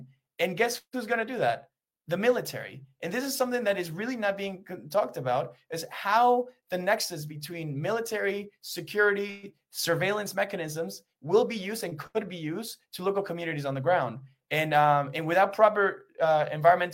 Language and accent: English; Peru; I'm from Peru